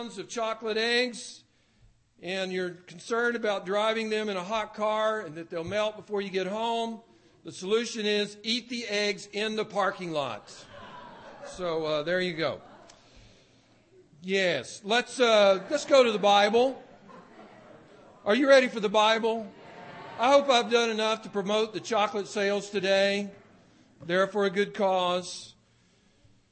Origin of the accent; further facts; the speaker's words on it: the South, United States; as a young man growing up in the South